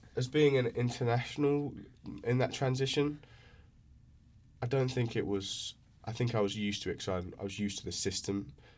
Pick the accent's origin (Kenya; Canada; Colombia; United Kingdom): United Kingdom; England; first language English; moved away as an adult; now in United States; growing up in England.